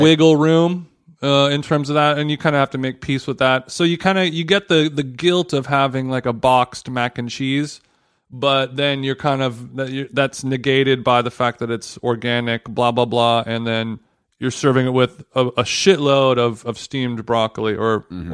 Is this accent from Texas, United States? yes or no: no; Huntington Beach, California, United States; I'm from Huntington Beach